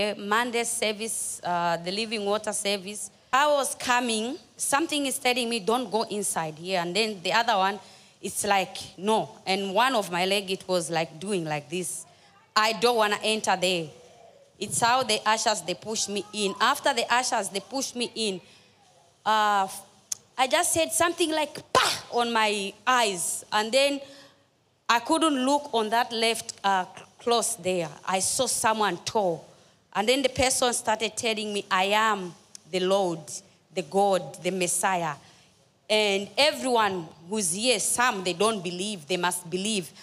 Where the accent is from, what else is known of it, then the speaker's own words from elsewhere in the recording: Zambia; now in Cape Town, South Africa; I'm from Zambia, living in South Africa, Cape Town